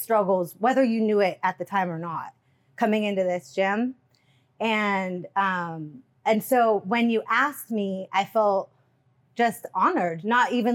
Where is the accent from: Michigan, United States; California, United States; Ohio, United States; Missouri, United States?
California, United States; the Bay Area; also born or lived in Toronto, Canada; I grew up in the Bay.